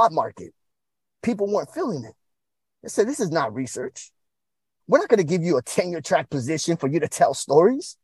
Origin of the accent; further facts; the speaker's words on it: Oxnard, California, United States; now in Portland, United States; I am from Oxnard, California, 805 representing